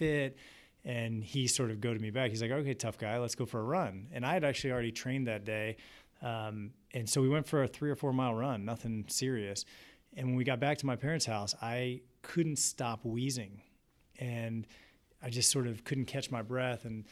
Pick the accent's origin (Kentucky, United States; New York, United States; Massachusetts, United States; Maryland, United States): Maryland, United States; East Coast, between Baltimore and Washington; moved away as an adult; also born or lived in Providence, Rhode Island; now in Columbus, United States; I grew up on the East Coast, right between Baltimore and Washington